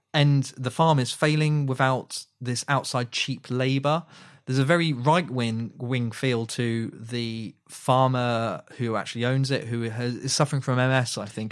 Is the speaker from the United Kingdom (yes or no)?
yes; United Kingdom; We are British people